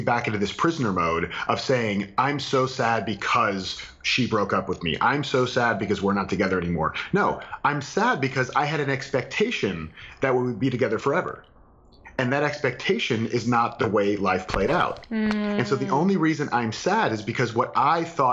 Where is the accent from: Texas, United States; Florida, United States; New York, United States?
Florida, United States; I'm from Florida